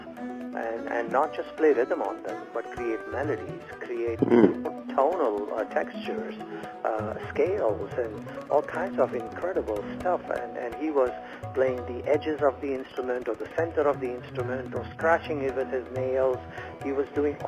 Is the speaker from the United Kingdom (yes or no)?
no; India; moved away as an adult; growing up in India